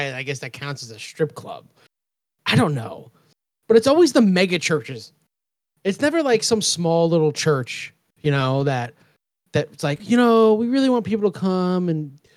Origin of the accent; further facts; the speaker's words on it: New York, United States; moved away; when we were growing up in New York